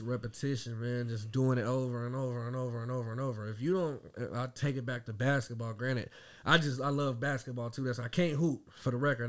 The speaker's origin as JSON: {"language": "English", "town": "Dayton", "region": "Ohio", "country": "United States", "tie": "born or raised there", "also_born_or_lived": "Marysville, Ohio", "said": "born and raised in Dayton, Ohio. I was actually born in Marysville."}